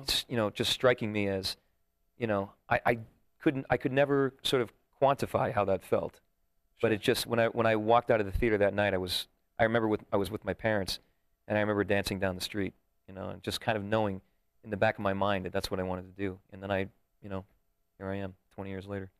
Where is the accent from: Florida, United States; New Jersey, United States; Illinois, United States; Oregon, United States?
New Jersey, United States; Sussex County; moved away as an adult; also born or lived in New York; now in Las Vegas, United States; I was born in New York and I grew up in Jersey